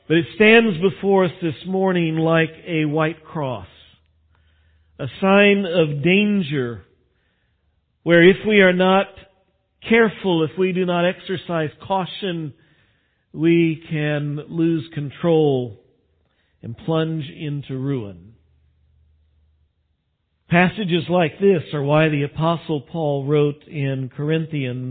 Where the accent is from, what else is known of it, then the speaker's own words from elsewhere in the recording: West Texas, United States; I grew up out in West Texas when I was young